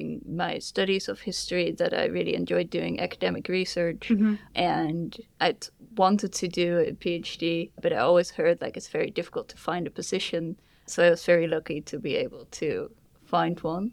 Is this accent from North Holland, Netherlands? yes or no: no; Almelo, Overijssel, Netherlands; also born or lived in Leiden; now in The Hague, Netherlands; I was born in Almelo in the east of the Netherlands